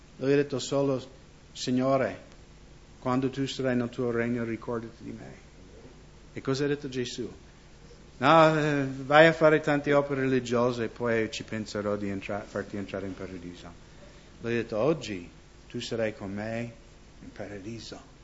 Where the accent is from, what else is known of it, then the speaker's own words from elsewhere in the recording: United States; moved away; also born or lived in Seattle, Washington; io sono nato nella Chiesa luterana negli Stati Uniti